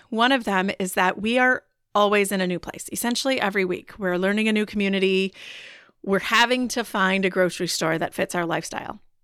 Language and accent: English; Wisconsin, United States; I am from Wisconsin